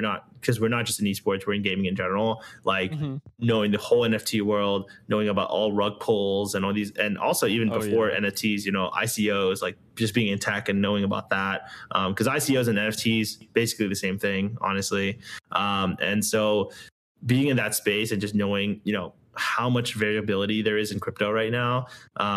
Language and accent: English; United States; I grew up here. I was born here, you know, in right outside of DC.